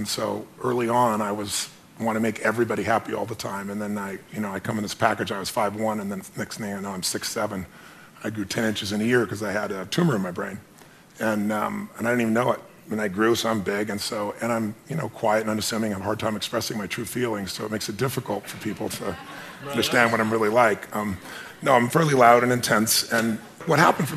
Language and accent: English; Azusa, California, United States; I was a kid from Azusa who had no certainty